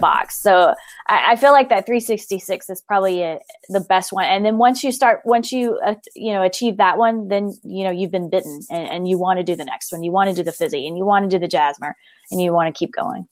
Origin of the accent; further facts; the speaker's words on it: Memphis, Tennessee, United States; moved away as an adult; now in Colorado, United States; we are originally from Memphis